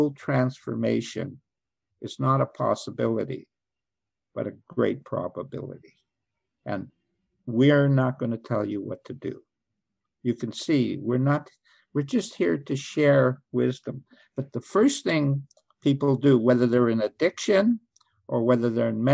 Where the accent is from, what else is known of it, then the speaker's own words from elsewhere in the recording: Canada; I'm Canadian